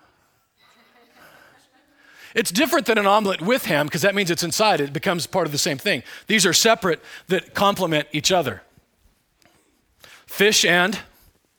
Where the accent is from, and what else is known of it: Superior, Nebraska, United States; born or raised there